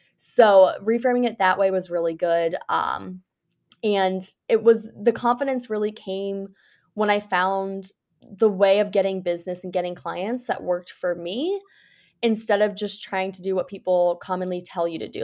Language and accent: English; United States; I'm originally from the United States